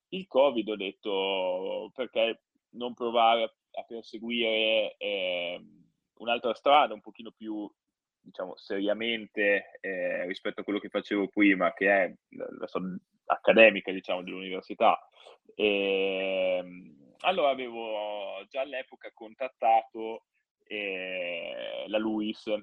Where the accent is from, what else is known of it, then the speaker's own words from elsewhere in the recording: Parma, Emilia-Romagna, Italy; quindi ho svolto la magistrale in food quality a Parma, la mia città natale